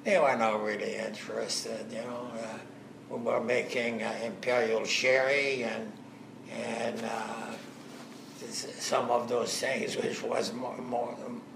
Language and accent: English; Algeria; moved away as an adult; also born or lived in France; now in Canada; I was born in Algeria. My ancestry goes right back to France.